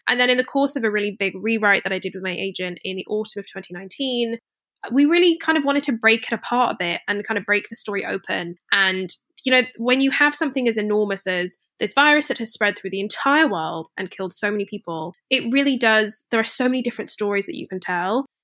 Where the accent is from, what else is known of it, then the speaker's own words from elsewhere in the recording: Scotland, United Kingdom; I grew up in Scotland